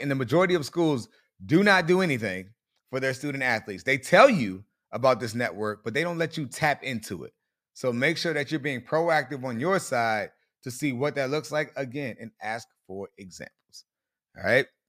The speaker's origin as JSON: {"language": "English", "town": "Colonial Beach", "region": "Virginia", "country": "United States", "tie": "born or raised there", "also_born_or_lived": "Fredericksburg, Virginia / College Park, Maryland", "moved": "as an adult", "said": "I grew up in Colonial Beach, Virginia, lived up in Fredericksburg"}